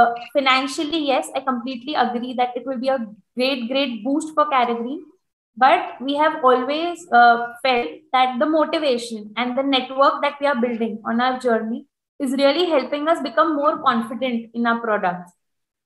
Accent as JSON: {"language": "English", "country": "India", "said": "as a Indian"}